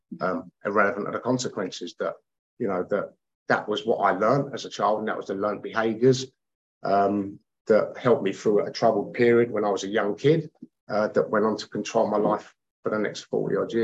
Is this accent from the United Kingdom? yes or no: yes; London, United Kingdom; I grew up with a lot of Irish people, a lot of travelling people that I grew up with around West London